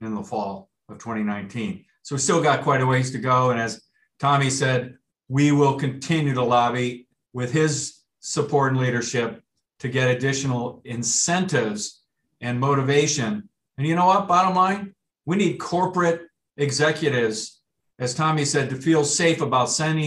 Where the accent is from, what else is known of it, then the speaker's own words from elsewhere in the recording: Michigan, United States; I grew up in Michigan